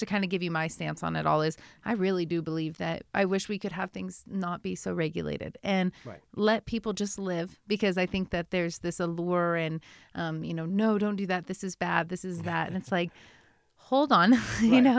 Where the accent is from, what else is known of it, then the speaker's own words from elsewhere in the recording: United States; As an American